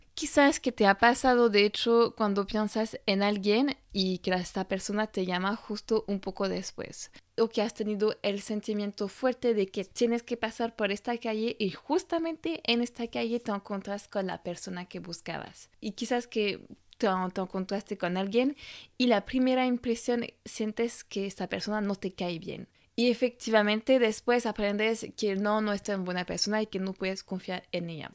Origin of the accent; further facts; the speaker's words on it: France; Spanish is a second language; moved away as an adult; also born or lived in Australia; francesa y coach de imagen